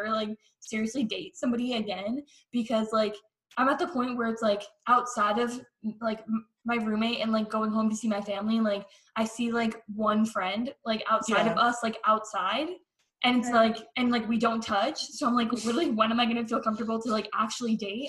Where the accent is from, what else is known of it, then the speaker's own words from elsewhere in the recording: Connecticut, United States; so we're from Connecticut